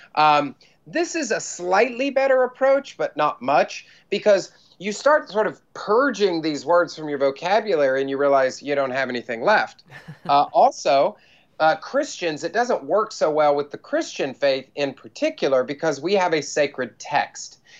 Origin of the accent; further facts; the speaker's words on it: United States; also born or lived in Bible Belt; now in New York City, United States; because I'm American